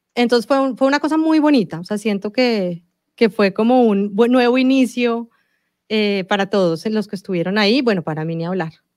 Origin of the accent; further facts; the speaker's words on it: Colombia; Yo nací en Colombia, eh, mi papá es italiano y toda su familia eh, es italiana